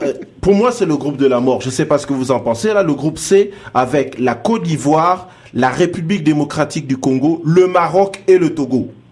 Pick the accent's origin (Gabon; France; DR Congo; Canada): Gabon; Port-Gentil, Ogooué-Maritime; moved away; also born or lived in Senegal; c'est chez moi, c'est chez moi à Port-Gentil